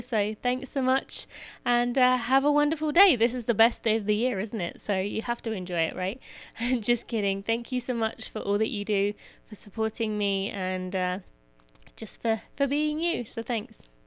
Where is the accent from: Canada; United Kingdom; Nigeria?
United Kingdom; England; moved away; I was born in England